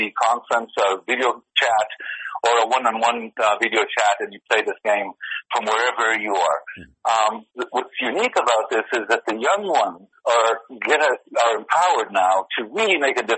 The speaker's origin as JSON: {"language": "English", "country": "Israel", "moved": "yes", "said": "we're from Israel"}